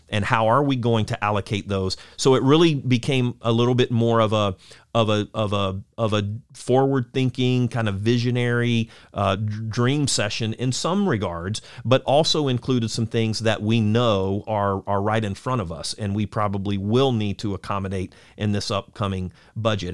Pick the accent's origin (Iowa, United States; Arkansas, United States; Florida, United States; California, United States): Florida, United States; Lakeland; also born or lived in Auburndale, Florida; I was born and raised, you know, in Lakeland, uh, also, uh, at Auburndale as well